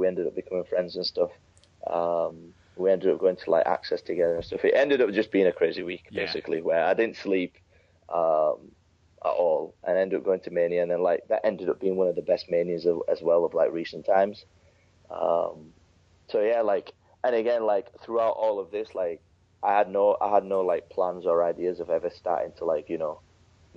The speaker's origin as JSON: {"language": "English", "region": "Yorkshire and the Humber", "country": "United Kingdom", "also_born_or_lived": "Pakistan / London / New York", "moved": "yes", "said": "I'm not from London, I'm from like West Yorkshire. It's like a small town just outside Leeds"}